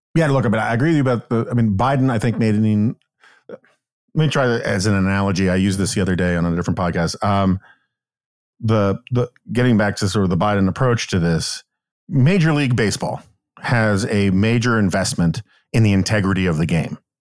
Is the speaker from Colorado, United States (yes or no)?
no; New York City, New York, United States; I grew up in New York City in the nineteen seventies and eighties